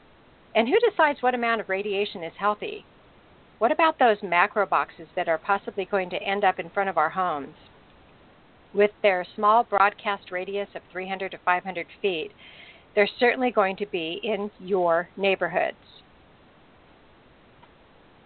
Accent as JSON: {"language": "English", "region": "California", "country": "United States", "tie": "born or raised there", "said": "my home state of California"}